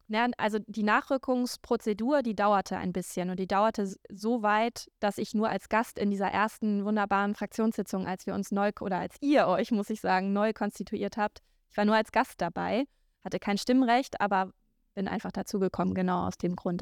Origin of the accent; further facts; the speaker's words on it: Low German area, Northern Germany, Germany; accent: Plattdeutsch; in Deutschland ist Plattdeutsch eine dieser ähm, Regionalsprachen. Und da ich das spreche